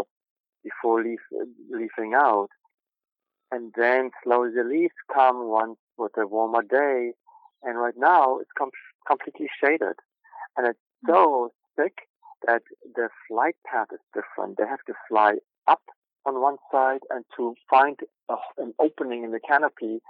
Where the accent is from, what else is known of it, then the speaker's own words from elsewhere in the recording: Germany; moved away; I grew up in Germany